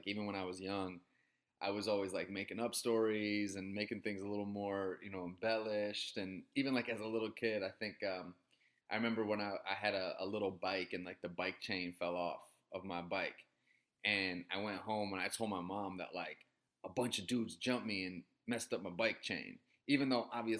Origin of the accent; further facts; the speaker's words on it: Syracuse, New York, United States; moved away as an adult; also born or lived in Boston / Chicago; I was born in Boston. I was raised in upstate New York, in Syracuse, New York